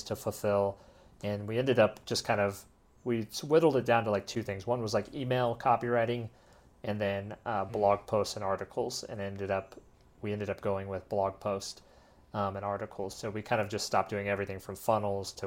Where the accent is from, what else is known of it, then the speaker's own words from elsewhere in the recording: Colorado, United States; moved away as an adult; now in Medellin, Colombia; where I grew up and lived in Colorado